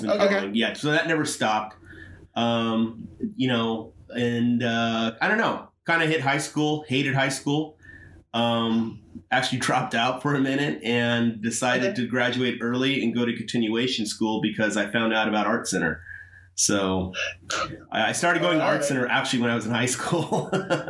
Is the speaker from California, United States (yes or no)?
yes; San Bernardino, California, United States; moved away as an adult; also born or lived in Los Angeles, California; now in San Diego, United States; born and raised in San Bernardino, and I lived in San Bernardino County until I was 18